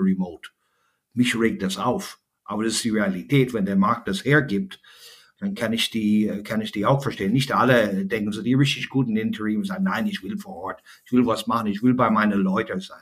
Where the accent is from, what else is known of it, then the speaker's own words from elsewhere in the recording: Ireland; German is a second language; also born or lived in Germany; now in Frankfurt, Germany; in Deutschland, äh, wo ich äh, sehr, sehr gerne lebe als, als freiwillige irische Flüchtling